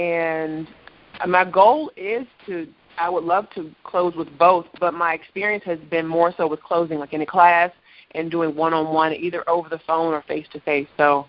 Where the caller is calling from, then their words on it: Washington, District of Columbia, United States; Hi, this is …. I'm from Washington, D.C.